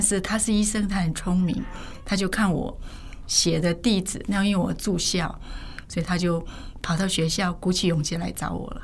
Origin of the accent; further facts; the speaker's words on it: South Korea; moved away as an adult; also born or lived in northern China (ancestry); now in Taiwan; 我是正好出生在韩国